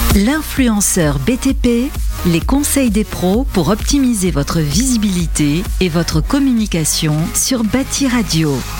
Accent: Strasbourg, Grand Est, France; je viens de Strasbourg

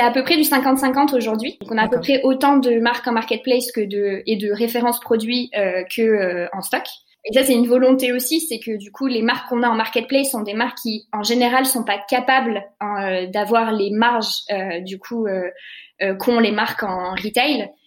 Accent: Lyon, Auvergne-Rhône-Alpes, France; also born or lived in Paris; on est lyonnais

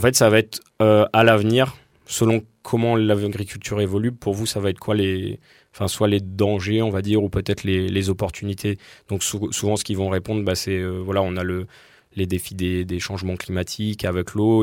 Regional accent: southern Dordogne, Sarladais, Nouvelle-Aquitaine, France; je viens de Dordogne, le sud Dordogne, dans le Sarladé

